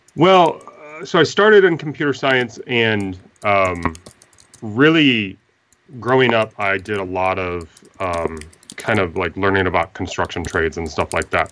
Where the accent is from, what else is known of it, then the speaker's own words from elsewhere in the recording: Midwest, United States; I'm from the Midwest, so, uh, we're in flyover country, and I've always lived in the Midwest.